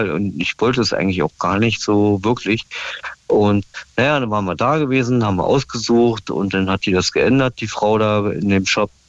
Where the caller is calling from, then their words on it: Stendal, Saxony-Anhalt, Germany; Ja, ja, klar, aus Stendal, ja.